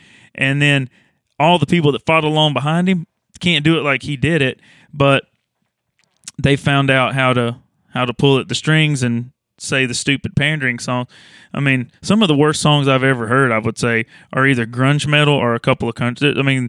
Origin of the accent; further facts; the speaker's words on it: Louisiana, United States; Well, I grew up in North Louisiana.